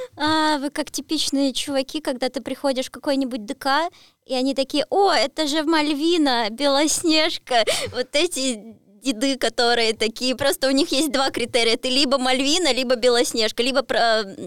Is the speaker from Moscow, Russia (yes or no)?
no; Voronezh, Voronezh Oblast, Russia; я же из Воронежа